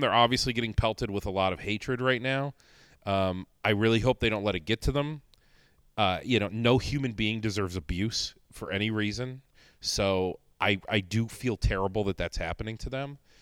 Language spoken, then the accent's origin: English; Northeast Ohio, United States; now in Rochester, United States; I'm not from here either. I'm from Northeast Ohio